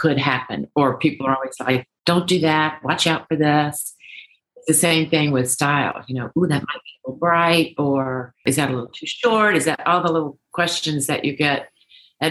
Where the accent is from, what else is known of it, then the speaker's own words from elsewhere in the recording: Deep South, United States; I grew up in the Deep South